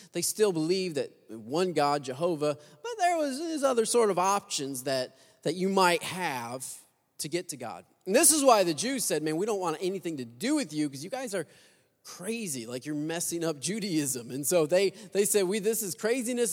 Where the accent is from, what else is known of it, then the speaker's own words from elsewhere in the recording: Michigan, United States; moved away; I'm from Michigan